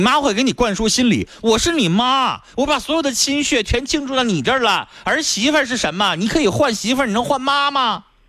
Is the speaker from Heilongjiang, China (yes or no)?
yes; Harbin, Heilongjiang, China; 咱都是哈尔滨人